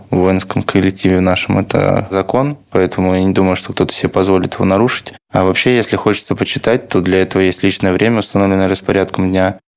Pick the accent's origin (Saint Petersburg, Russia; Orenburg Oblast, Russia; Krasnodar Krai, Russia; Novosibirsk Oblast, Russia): Saint Petersburg, Russia; Ну, вот лично я из Петербурга, я прожил до четвертого курса в казарме.